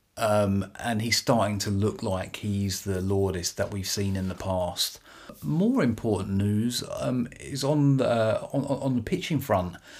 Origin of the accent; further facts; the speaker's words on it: United Kingdom; accent: British; my beautiful British accent.